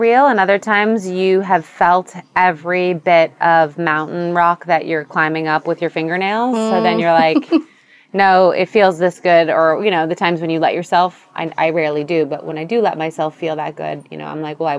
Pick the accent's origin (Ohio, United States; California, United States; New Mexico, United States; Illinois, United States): California, United States; San Diego; I grew up in San Diego.